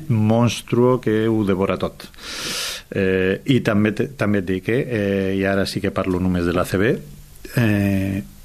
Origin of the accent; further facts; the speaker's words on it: Bilbao, Basque Country, Spain; moved away; jo sóc de Bilbao